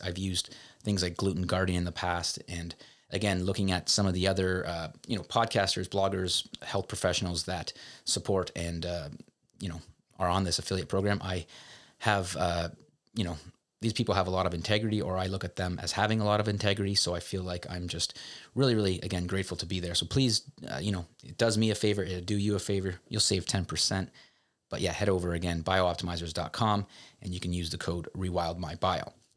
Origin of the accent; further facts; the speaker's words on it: Canada; I'm a Canadian